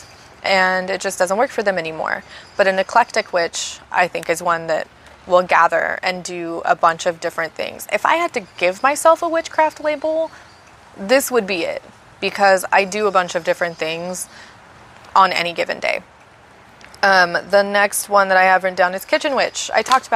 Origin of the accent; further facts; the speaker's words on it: United States; I am an American, a USonian